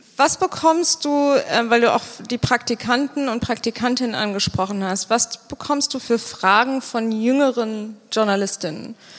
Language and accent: German; Bonn, North Rhine-Westphalia, Germany; Ich komme aus Bonn